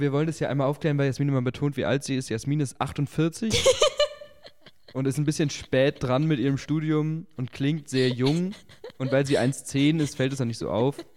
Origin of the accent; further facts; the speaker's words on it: Augsburg, Bavaria, Germany; now in Regensburg, Germany; Bei uns in Augsburg